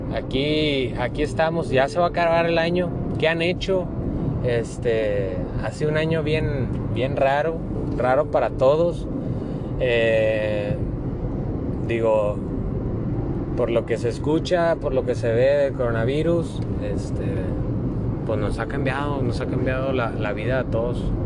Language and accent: Spanish; Monclova, Coahuila, Mexico; moved away; Monclova tenemos varias atracciones